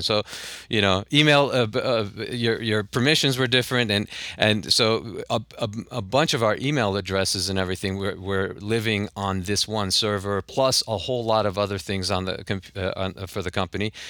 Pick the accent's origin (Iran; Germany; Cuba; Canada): Iran; Tehran, Tehran Province; now in Los Angeles, United States; I grew up in Tehran, and then when we moved, uh, I, uh, we moved to L